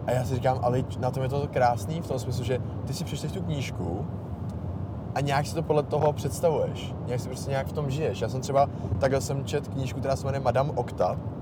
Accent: Bohemia, Czechia; u nás v Čechách

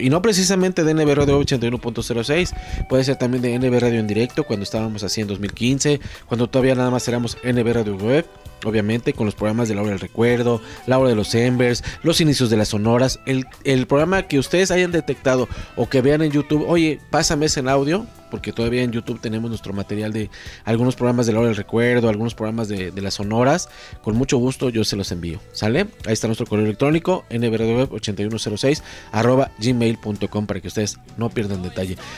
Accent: Mexico; soy mexicano

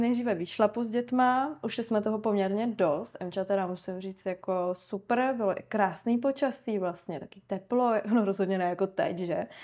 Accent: Ostrava, Moravian-Silesian Region, Czechia; now in Prague, Czech Republic; já jsem hlavně, že z Moravy

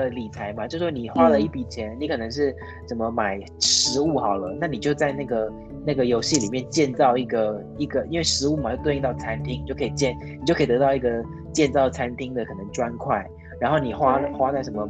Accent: Taiwan; 我是台湾人哦。

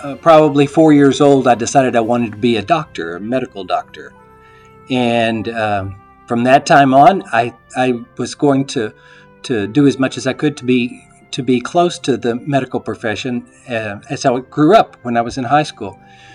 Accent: Snyder, Texas, United States; moved away; I was back in my hometown, and I had an offer to work as a disc jockey at a radio station there.

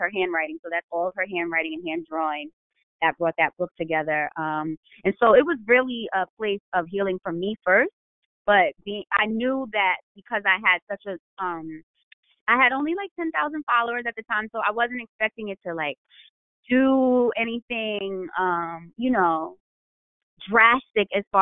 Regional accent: New York, United States; now in Baltimore, United States; I'm from New York

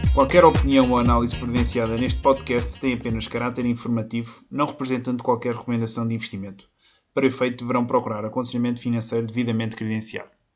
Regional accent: Oeste, Portugal; sou da Zona Oeste

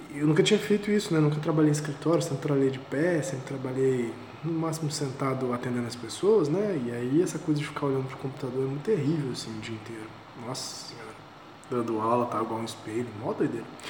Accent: Vitória, Espírito Santo, Brazil; moved away; eu sou de Vitória, né? sou aqui de Vitória do Espírito Santo

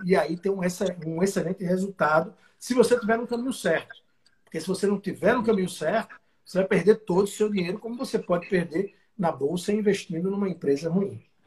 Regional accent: south of Alagoas, Brazil; moved away as an adult; now in São Paulo, Brazil; pelo sotaque, dá para ver que eu não sou de São Paulo, eu sou do Sul, na verdade, do Sul de Alagoas

